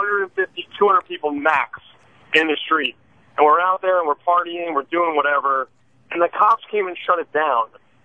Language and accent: English; New York City, New York, United States; now in New Orleans, United States; I'm from New York City originally. You know, I was 13 years old when 9/11 happened